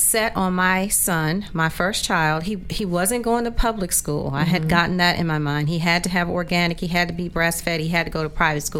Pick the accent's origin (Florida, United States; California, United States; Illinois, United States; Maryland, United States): Maryland, United States; Eastern Shore; I'm from that area. I'm from the Eastern Shore, Maryland.